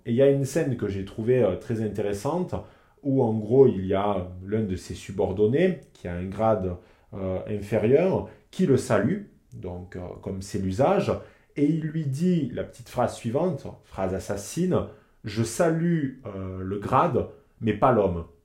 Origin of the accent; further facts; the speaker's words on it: southern France, France; moved away as an adult; also born or lived in Lyon; quand je rentre chez moi dans le sud